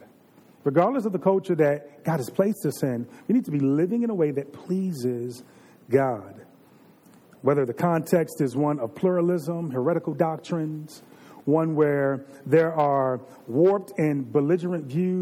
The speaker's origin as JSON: {"language": "English", "region": "Virginia", "country": "United States", "tie": "born or raised there", "said": "I'm from Virginia. You all know that. I can say the way that I grew up in the 80s and the 90s"}